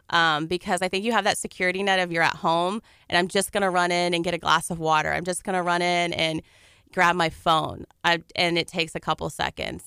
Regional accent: Dickinson, Texas, United States; moved away as an adult; now in Galveston, United States; I'm from Dickinson

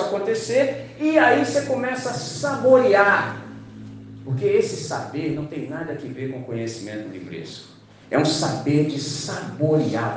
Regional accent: Brazil; nós que somos brasileiros

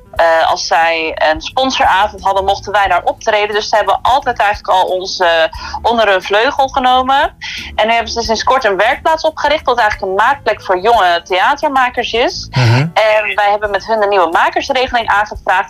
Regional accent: Kruiningen, Zeeland, Netherlands; moved away; ik kom uit Kruiningen

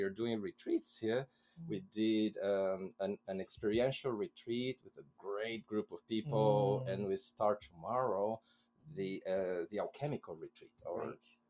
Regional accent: Brazil; first language Portuguese; English is a second language; my native language in Brazil is Portuguese

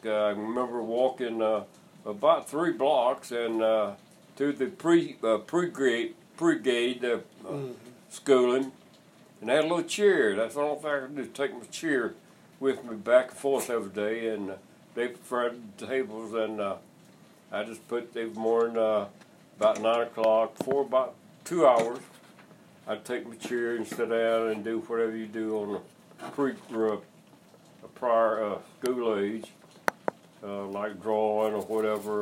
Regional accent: Anderson County, South Carolina, United States; I grew up in a little textile town up in Anderson County, South Carolina

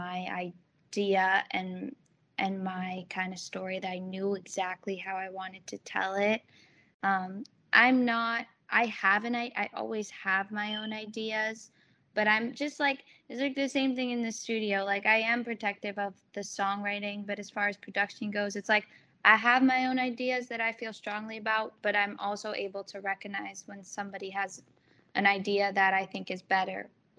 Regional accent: New Jersey, United States; I grew up like right outside of New York City, like 10-minute drive.

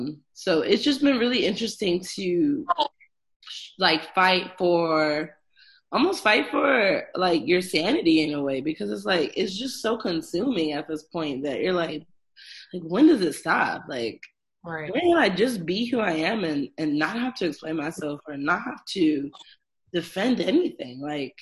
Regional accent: North Carolina, United States; also born or lived in New York; I am a New Yorker by default, but I was raised part of my life in North Carolina, literally 20 minutes from the South Carolina border.

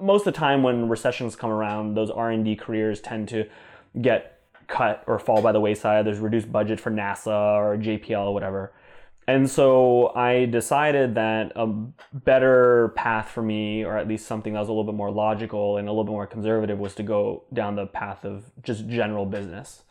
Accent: Temecula, California, United States; also born or lived in New Jersey; my parents and I moved when I was three years old mm-hmm. to a city called Temecula, California, which is between San Diego and Los Angeles in Southern California

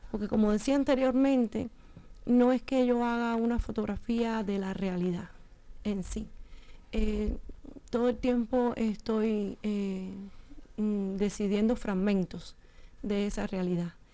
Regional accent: Cuba; moved away as an adult; also born or lived in Matanzas / Havana; yo no soy de Matanzas, la provincia, yo soy del campo. Eh, o sea que, que, no es que yo vengo de, de, lo, de la ciudad, ¿no? Sino más bien de lo rural.

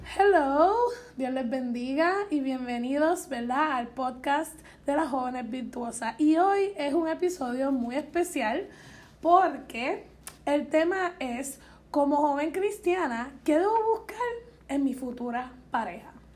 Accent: Puerto Rico; somos jóvenes de Puerto Rico

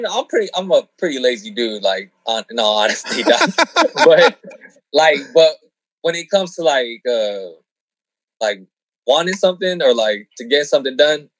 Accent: San Diego, California, United States; Born and raised San Diego, yep.

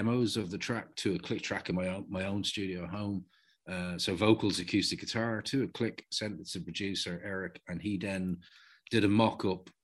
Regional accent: Dublin, Leinster, Ireland; I'm from Walkinstown.

